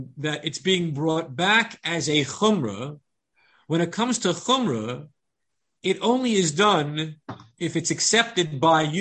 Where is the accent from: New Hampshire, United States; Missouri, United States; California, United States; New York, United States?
New York, United States; Long Island; I grew up on Long Island among the Goyish Yidden